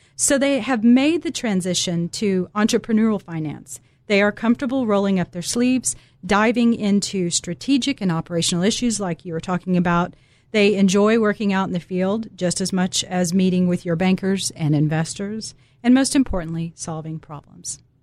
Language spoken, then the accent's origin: English; Dallas, Texas, United States; I'm originally from Dallas, Texas